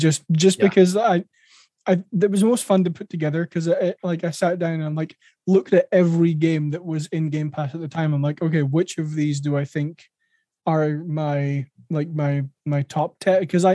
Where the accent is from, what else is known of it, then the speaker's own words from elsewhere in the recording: Scotland, United Kingdom; I'm Scottish.